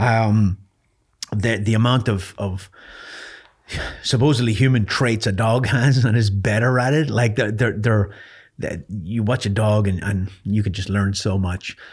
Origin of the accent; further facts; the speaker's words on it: Ireland; I grew up in Ireland